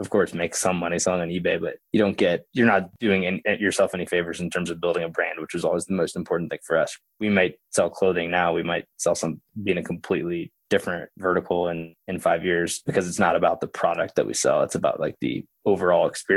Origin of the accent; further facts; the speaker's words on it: Oklahoma, United States; I grew up in Oklahoma